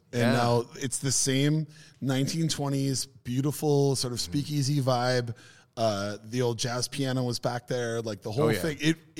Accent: Michigan, United States; Hey, born and raised in Michigan.

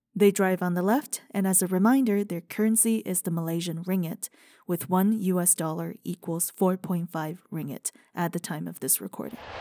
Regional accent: China; moved away; growing up in China

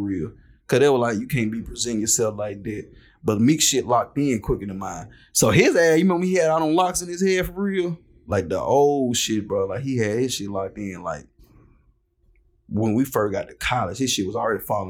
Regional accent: Columbia, Mississippi, United States; I'm from Columbia, Mississippi

